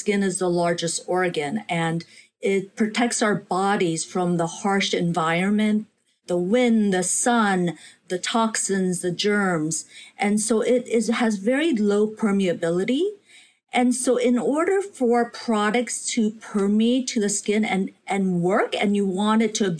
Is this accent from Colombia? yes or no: no; South Korea; when I was a little girl growing up in Korea, I would do these weekly communal baths with my mother, my grandmother, my sister.